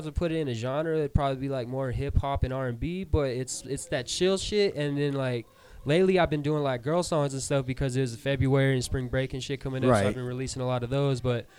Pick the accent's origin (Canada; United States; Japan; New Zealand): United States; Roswell; I'm from Roswell, born and raised. And yeah, I left for a while, but I'm back.